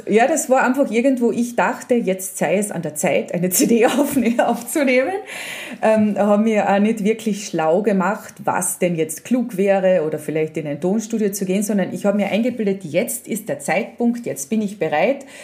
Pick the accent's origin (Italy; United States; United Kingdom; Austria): Austria; Spittal an der Drau, Carinthia; also born or lived in Villach / Vienna; ich bin ja im Spital aufgewachsen